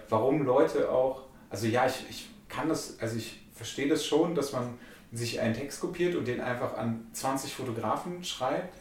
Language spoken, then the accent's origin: German; Germany; ich bin äh, aus Deutschland